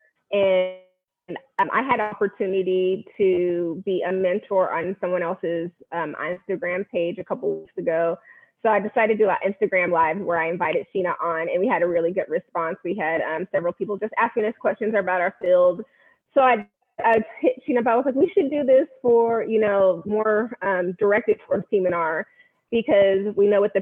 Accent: Bay Area, California, United States; moved away as an adult; now in Fort Worth, United States; I am born and raised in the Bay Area, California

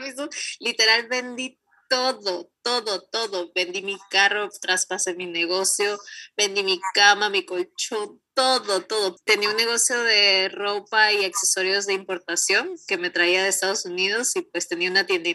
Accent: Peru; moved away as an adult; now in Canada; cuando salí de Perú

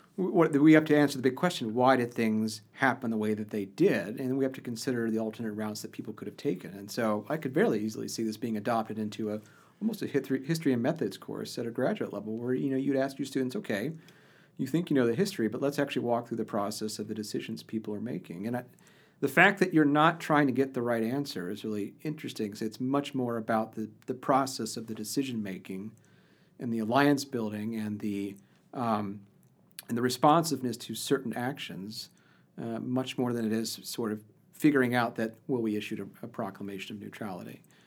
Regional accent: Ohio, United States; I grew up in Ohio

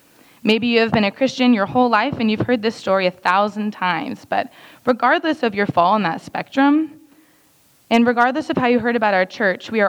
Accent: Dallas, Texas, United States; moved away; I am from Dallas, Texas

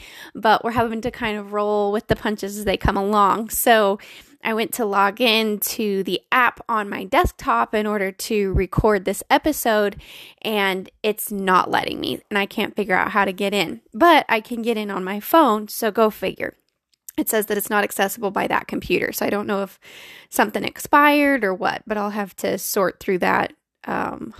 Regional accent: Colorado, United States; I was born and raised in Colorado and live here with my wonderful husband of 6 years.

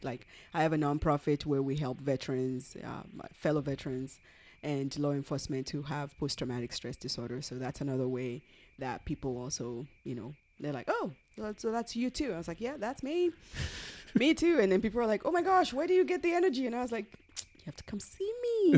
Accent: Nigeria; moved away; We're originally from Nigeria

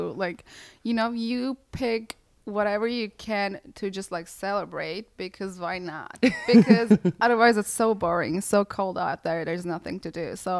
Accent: Turkey; moved away; I'm from Turkey and we don't have any of these things.

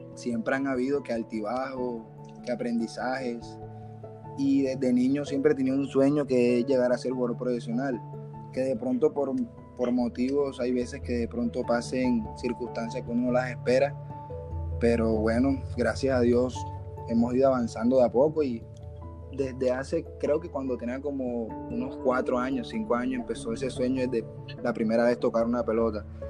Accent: Barranquilla, Atlántico, Colombia; now in Soledad, Colombia; En Barranquilla y vivo en Soledad

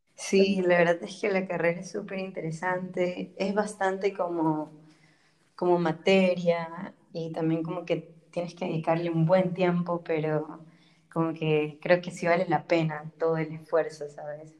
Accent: Ecuador; moved away as an adult; also born or lived in Germany; now in Marburg, Germany; vengo de Ecuador, tengo 22 años y estudio biología en Marburg y vivo en Alemania ya hace cuatro años

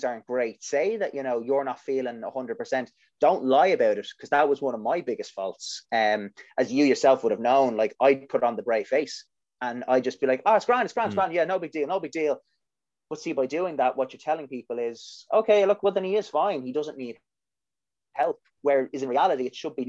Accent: Ireland; We as Irish people

